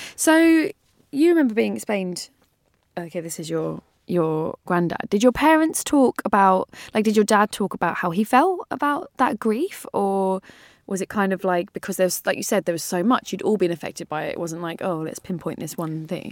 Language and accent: English; London, United Kingdom; I grew up in North London